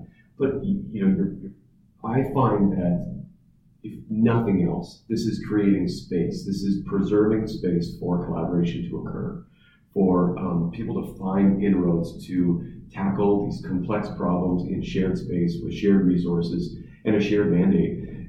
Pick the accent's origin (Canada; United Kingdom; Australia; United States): United Kingdom; Southampton, South East England; moved away as an adult; I grew up in Southampton and I needed to leave like almost everyone else who wanted to go to university or college. And I didn't necessarily want to leave the region, but had to leave the region.